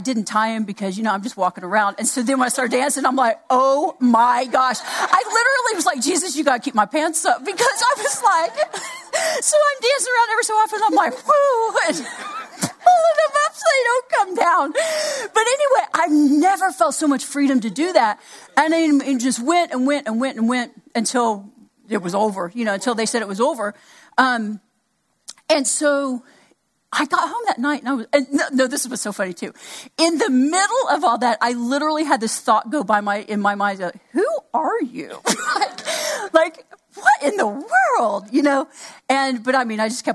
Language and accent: English; Oklahoma, United States; I'm from Oklahoma, so I kind of knew a little bit of what I've been around Native Americans all my life